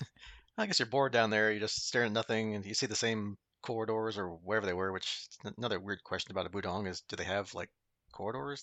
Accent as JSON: {"language": "English", "country": "United States", "said": "being American"}